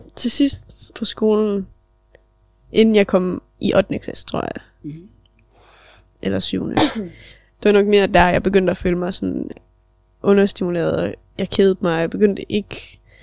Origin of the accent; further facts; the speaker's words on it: Nibe, North Denmark Region, Denmark; Selvfølgelig er vi opvokset i Nibe